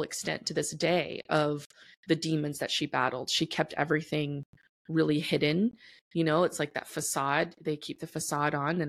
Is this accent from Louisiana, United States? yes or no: yes; New Orleans, Louisiana, United States; now in Texas, United States; I was born and raised in New Orleans, Louisiana